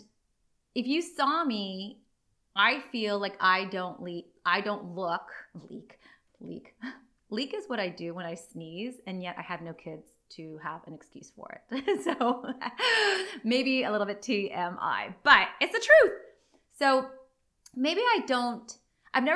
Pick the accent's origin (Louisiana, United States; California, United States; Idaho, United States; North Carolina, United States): California, United States; San Diego; also born or lived in Los Angeles; I was born here in San Diego